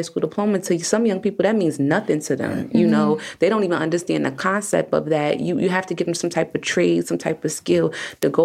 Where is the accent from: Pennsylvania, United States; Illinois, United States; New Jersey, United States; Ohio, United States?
New Jersey, United States; Newark; from the city of Newark, the Great Central Ward. Grew up there, raised there